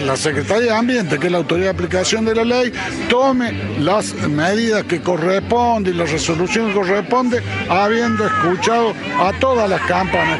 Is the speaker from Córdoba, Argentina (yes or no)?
yes; Mirador del Lago neighbourhood, Córdoba, Argentina; soy vecino del barrio Mirador del Lago